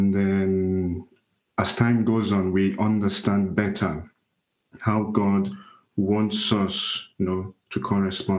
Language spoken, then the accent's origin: English; Nigeria; also born or lived in Italy; now in Gosport, United Kingdom; I am from Nigeria.